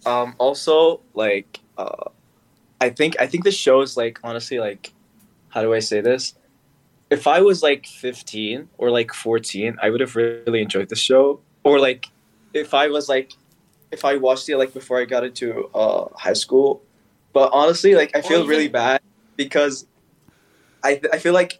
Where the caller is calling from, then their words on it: Riyadh, Riyadh Province, Saudi Arabia; I'm calling from Riyadh, Saudi Arabia.